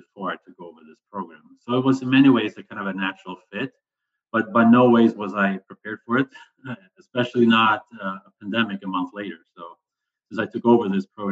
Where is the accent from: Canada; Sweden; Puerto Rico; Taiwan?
Sweden; moved away; I'm originally from Sweden